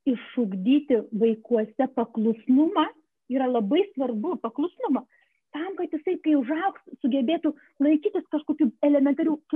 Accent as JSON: {"language": "Lithuanian", "country": "Lithuania", "said": "mes lietuviai"}